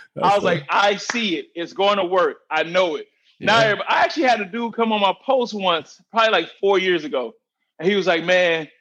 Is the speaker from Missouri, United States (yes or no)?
yes; St. Louis, Missouri, United States; We grew up in St. Louis